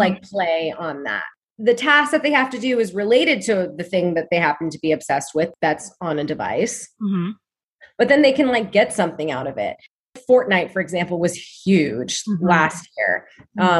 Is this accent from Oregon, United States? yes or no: yes; Oregon, United States; I'm from Oregon too